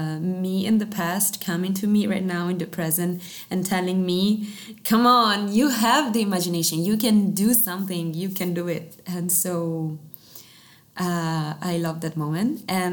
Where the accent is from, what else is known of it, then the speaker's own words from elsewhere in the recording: Italy; first language Italian; English is a second language; Italian, and I discovered that actually in Italian it's so much better for me, of course, because it's my mother tongue.